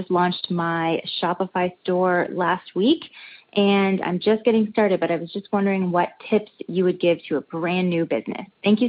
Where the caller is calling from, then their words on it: East Coast of Canada, Canada; I'm calling from the East Coast of Canada